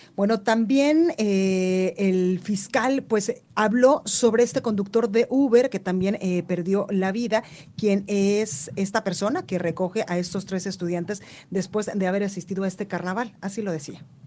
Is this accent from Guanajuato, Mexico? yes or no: no; Guadalajara, Jalisco, Mexico; en Guadalajara, Jalisco, en La Perla, Tapatía, en mi tierra